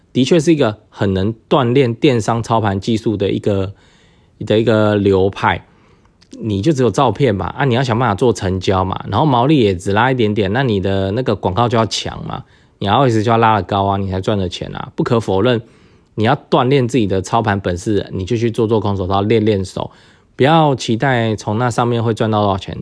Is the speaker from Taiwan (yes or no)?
yes; Taiwan; 我们台湾人